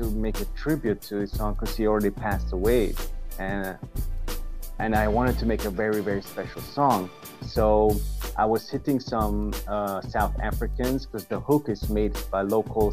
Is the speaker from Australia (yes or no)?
no; Vienna, Austria; I'm from Austria. Austria, Vienna in Europe.